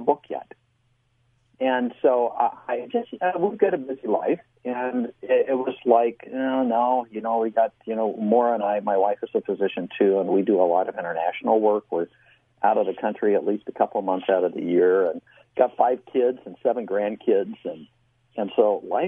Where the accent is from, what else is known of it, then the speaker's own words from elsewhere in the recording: Midwest, United States; I grew up in the Midwest as the son of a Baptist minister